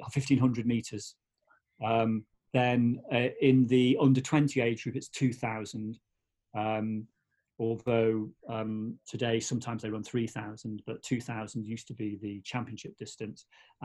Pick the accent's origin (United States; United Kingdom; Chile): United Kingdom; England; also born or lived in Wales; So I would always be, I'm English, basically, it's simple as that.